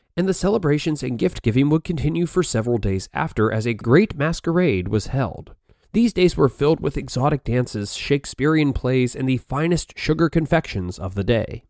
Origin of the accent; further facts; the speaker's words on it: United States; as an American